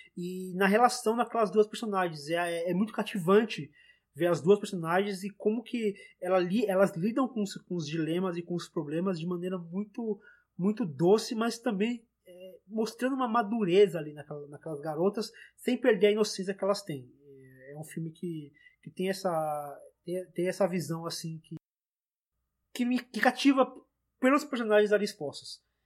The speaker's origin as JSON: {"language": "Portuguese", "country": "Brazil", "also_born_or_lived": "São Paulo", "said": "a gente, como, como brasileiro"}